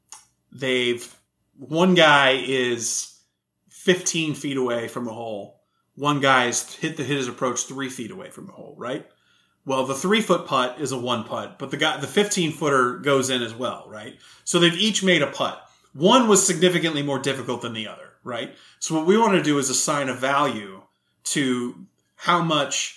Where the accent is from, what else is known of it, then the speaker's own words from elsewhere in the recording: Houston, Texas, United States; moved away as an adult; also born or lived in Connecticut / Austin; I'm from Texas. I'm from a group in Houston